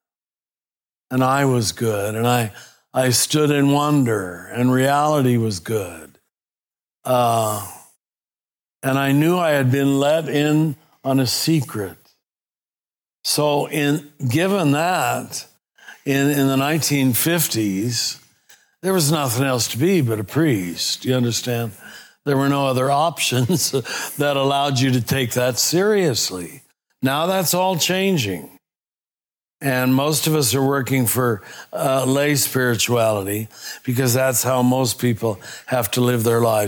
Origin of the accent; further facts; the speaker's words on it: Kansas, United States; I was raised in Kansas, right next to Dorothy, in a very conservative German Catholic